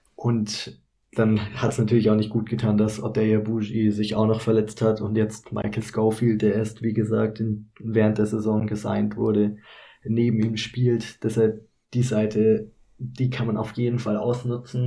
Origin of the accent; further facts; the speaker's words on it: Kempten, Bavaria, Germany; moved away as an adult; now in Cologne, Germany; eigentlich komme ich aus Kempten in Bayern, aber ich mache derzeit mein Praktikum in Köln